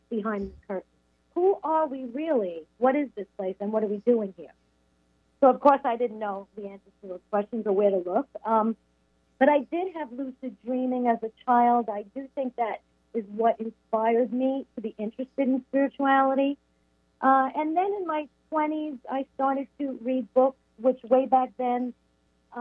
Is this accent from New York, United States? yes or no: yes; Long Island, New York, United States; also born or lived in Brooklyn, New York; I was raised on Long Island